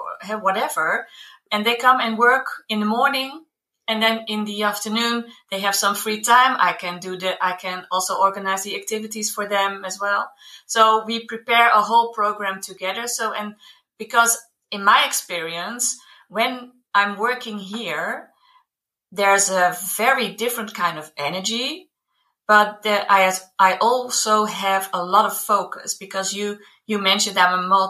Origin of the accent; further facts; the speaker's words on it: Netherlands; moved away as an adult; now in Ferragudo, Portugal; I come from the Netherlands